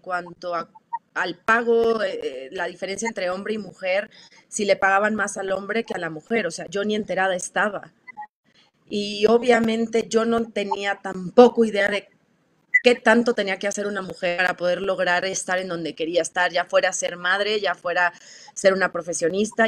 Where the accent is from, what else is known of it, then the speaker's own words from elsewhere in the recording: Torreón, Coahuila, Mexico; yo soy de Torreón, Coahuila